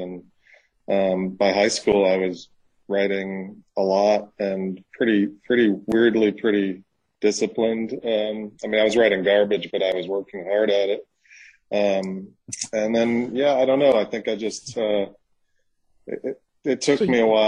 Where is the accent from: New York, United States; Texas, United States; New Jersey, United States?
New York, United States; now in Mississippi, United States; I'm from New York, but I live in Mississippi